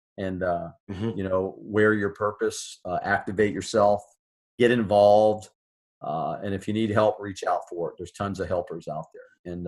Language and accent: English; United States; I'm an American.